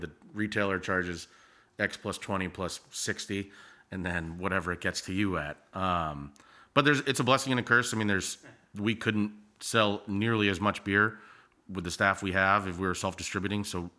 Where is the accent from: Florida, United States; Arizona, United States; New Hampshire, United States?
New Hampshire, United States; Hampton; moved away as an adult; also born or lived in Clemson; now in Charleston, United States; So I grew up in New Hampshire, actually. New Hampshire has 18 beautiful miles of coastline. And my town was right on that, about 40 minutes north of Boston, Hampton Beach.